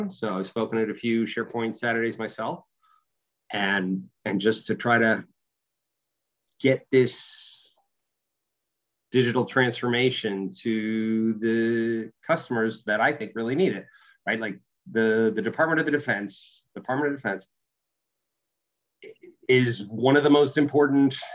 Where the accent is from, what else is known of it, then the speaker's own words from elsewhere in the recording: Boston, Massachusetts, United States; also born or lived in Australia; So, uh, so I grew up in Boston. Uh, wore away all traces of any accent I might have had.